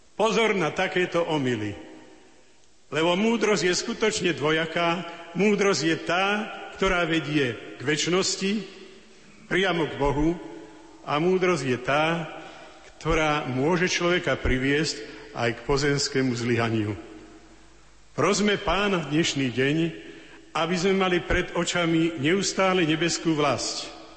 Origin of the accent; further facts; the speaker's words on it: Slovakia; sme kňazi zo Slovenska